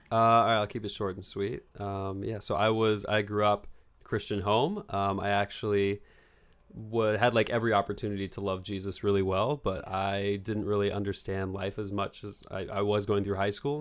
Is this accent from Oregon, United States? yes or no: yes; Bend, Oregon, United States; moved away as an adult; now in Los Angeles, United States; I am from Bend, Oregon, and I'm twenty-eight years old, and I just moved to Los Angeles about three months ago